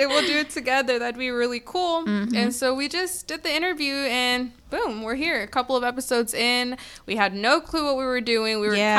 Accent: Beaumont, Texas, United States; I was born and raised in Beaumont.

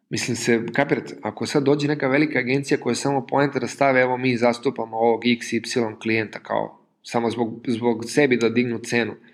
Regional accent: Serbia; kod nas u Srbiji

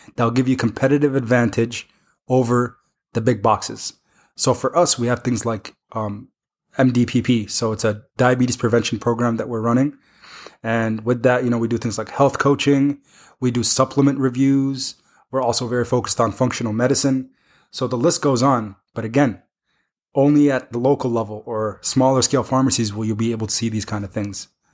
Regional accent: Iowa City, Iowa, United States; I grew up in the Iowa City area

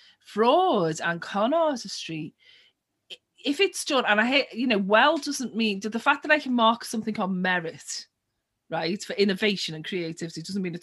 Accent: Liverpool, North West England, United Kingdom; my hometown, Liverpool

